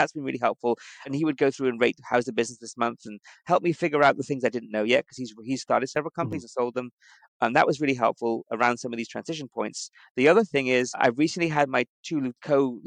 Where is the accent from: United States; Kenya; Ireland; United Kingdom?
United Kingdom; moved away; being British, I think coming from Europe